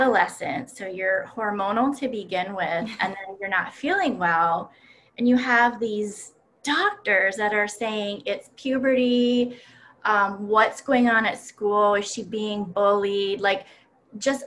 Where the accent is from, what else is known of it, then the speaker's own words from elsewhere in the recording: Timmins, Ontario, Canada; moved away as an adult; now in Rochester, United States; I grew up in a very cold climate up in Timmins, Ontario